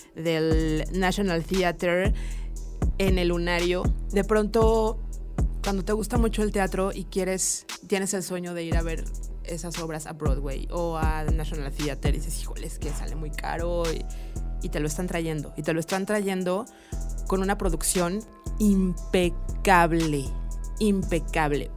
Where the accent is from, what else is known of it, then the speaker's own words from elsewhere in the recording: Mexico; como buena mexicana